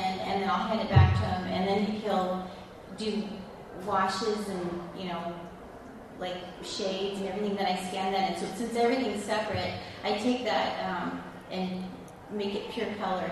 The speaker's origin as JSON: {"language": "English", "town": "Orange", "region": "California", "country": "United States", "tie": "born or raised there", "moved": "yes", "said": "I grew up in Orange County, Orange City, Orange County"}